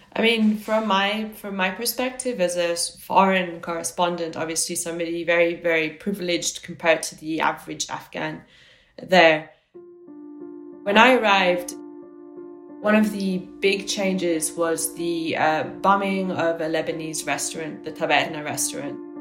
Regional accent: Italy; moved away; I grew up in Italy

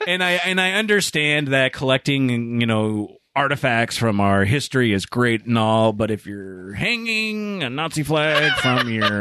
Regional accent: Tacoma, Washington, United States; we're all from Tacoma.

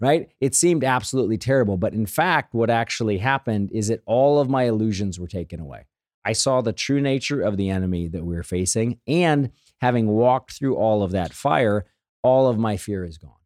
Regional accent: St. Louis, Missouri, United States; When I was a kid, right, growing up in Saint Louis, we had the Saint Louis Post Dispatch in our house

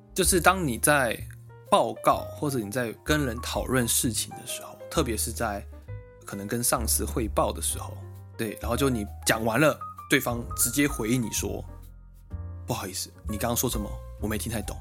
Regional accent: Taiwan; now in Japan; 我们是两位台湾人在日本工作

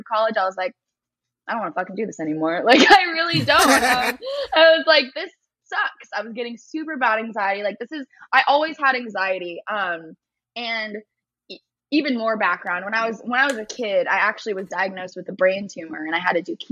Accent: East Bay, San Francisco Bay Area, California, United States; moved away as an adult; also born or lived in San Diego; I was born and raised in the Bay Area, East Bay, San Francisco area.

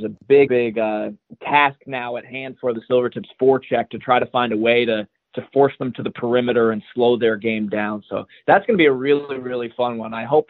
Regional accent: New York, United States; moved away as an adult; now in Everett, United States; when I was growing up in New York

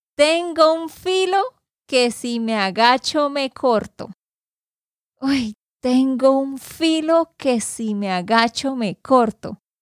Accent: Santander, Colombia; de Santander, Colombia.

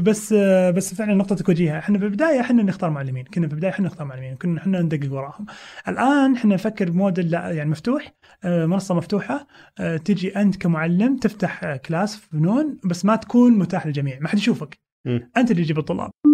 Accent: Saudi Arabia; عندنا بالسعوديه

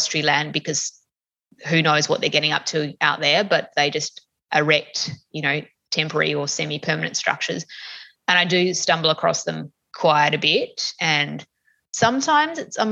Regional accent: Tasmania, Australia; growing up in Tassie

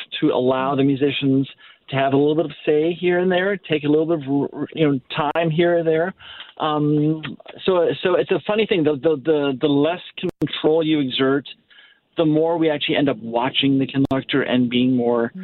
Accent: Naperville, Illinois, United States; now in St. Louis, United States; I grew up in Naperville, which is a Chicago suburb

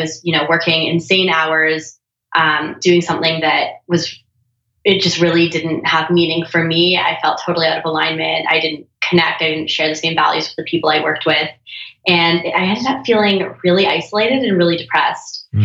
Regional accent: Toronto, Ontario, Canada; now in Venice, United States; Toronto, Canada.

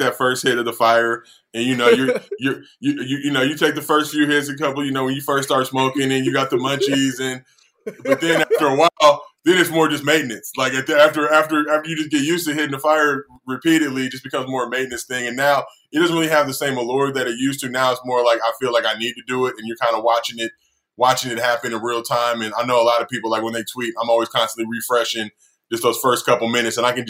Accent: Los Angeles, California, United States; growing up in Los Angeles

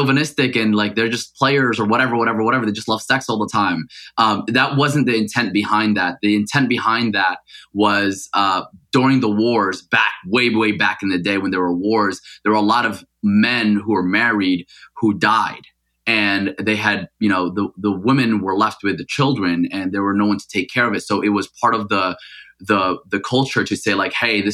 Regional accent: Paterson, New Jersey, United States; first language Arabic; English is a second language; also born or lived in Mecca, Saudi Arabia; I actually left Mecca when I was 5 years old to grow up in New Jersey

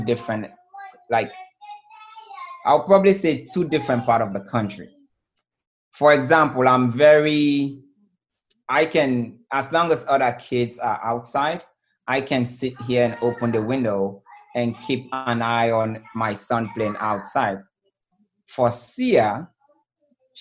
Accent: Bo, Southern Province, Sierra Leone; also born or lived in Freetown, Sierra Leone; now in United States; I was born in Bole, which is the second capital city

